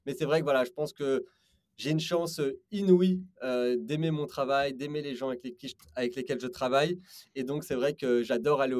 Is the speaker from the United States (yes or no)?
no; Belgium; moved away as an adult; also born or lived in London / Paris; Je viens de Belgique. Euh, j'ai étudié à Londres les mathématiques.